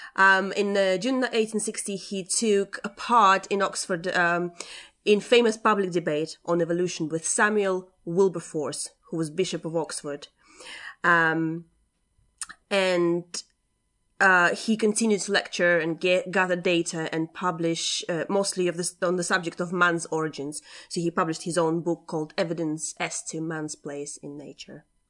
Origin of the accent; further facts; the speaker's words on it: Latvia; my upbringing and the fact that I'm from Latvia. And it's, um, yeah, you know, you don't get exposed to a lot of um, stuff like that when you're grow- growing up in Latvia